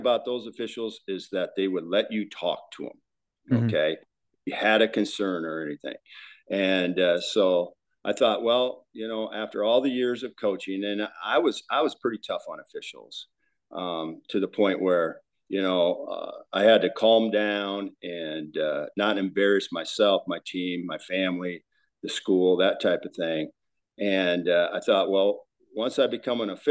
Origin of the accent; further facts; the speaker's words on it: Watertown, South Dakota, United States; I'm originally from Watertown